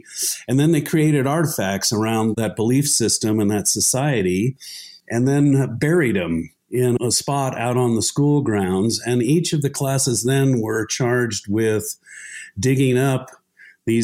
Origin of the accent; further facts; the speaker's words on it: Utah, United States; now in Tucson, United States; I grew up in Utah, and I spent a lot of my time exploring places in southern Utah as a kid, teenager, and then a young adult